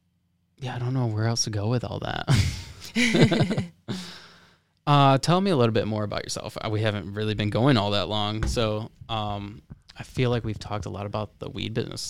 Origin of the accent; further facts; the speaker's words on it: West Palm Beach, Florida, United States; also born or lived in Lake Worth; I'm from West Palm Beach.